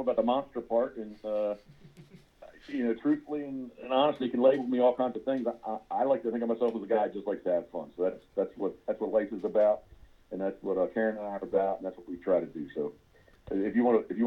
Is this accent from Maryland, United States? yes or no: yes; Havre de Grace, Maryland, United States; I'm originally from Havre de Grace, Maryland